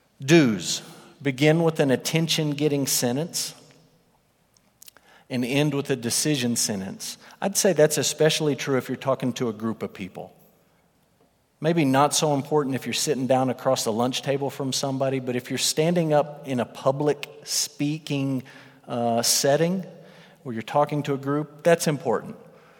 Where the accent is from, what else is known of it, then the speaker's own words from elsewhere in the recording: Russia; born there; The first thing that would come out of my mouth is, I was born in Russia.